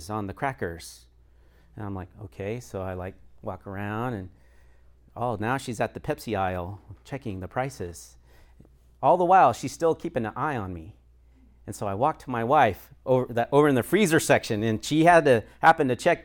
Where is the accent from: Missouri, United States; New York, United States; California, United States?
Missouri, United States; Sedalia; also born or lived in Florida; I grew up in Sedalia, Missouri for most of my life.